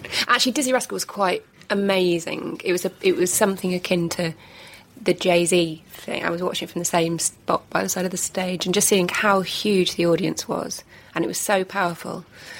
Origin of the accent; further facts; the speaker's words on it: Wigan, North West England, United Kingdom; I come from Mardy Wigan.